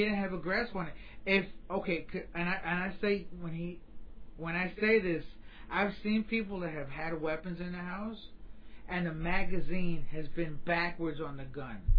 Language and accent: English; New York, United States; now in Florida, United States; As a New Yorker, every time I go home and I go back to New York